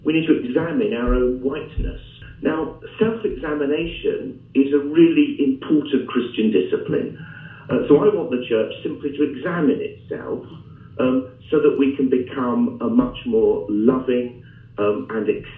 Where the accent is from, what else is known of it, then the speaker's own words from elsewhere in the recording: England, United Kingdom; as an English person